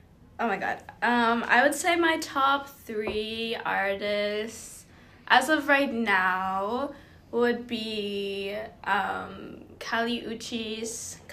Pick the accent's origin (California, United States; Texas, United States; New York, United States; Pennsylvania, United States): Texas, United States; Houston; moved away as an adult; now in Los Angeles, United States; I'm from Houston, Texas. And is that it? Oh, I'm 20.